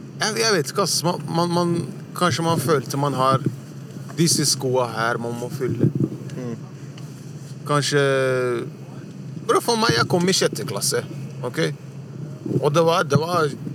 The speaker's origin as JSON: {"language": "Norwegian", "region": "Oslo", "country": "Norway", "tie": "born or raised there", "also_born_or_lived": "Furuset, Oslo", "said": "jeg er oppvokst på Sankthanshaugen."}